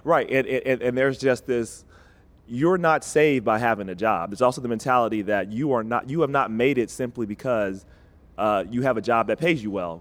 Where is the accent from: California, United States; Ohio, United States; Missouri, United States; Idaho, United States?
Ohio, United States; Cincinnati; Cincinnati, and I, and, and I love my hometown